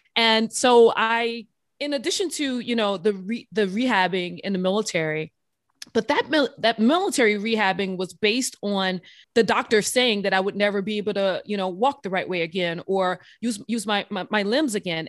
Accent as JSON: {"language": "English", "town": "New Orleans", "region": "Louisiana", "country": "United States", "tie": "born or raised there", "said": "I grew up, um, I'm from New Orleans, Louisiana"}